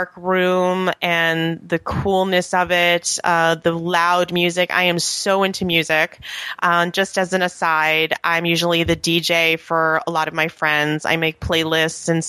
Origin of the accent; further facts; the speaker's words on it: New York, United States; moved away as an adult; also born or lived in Atlanta / Edgewater, New Jersey; now in Haworth, United States; I'm originally from New York